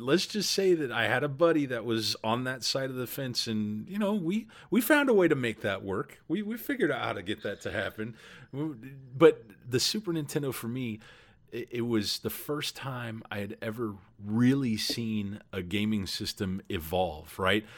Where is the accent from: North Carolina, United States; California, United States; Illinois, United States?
California, United States; Southern; I grew up in Southern California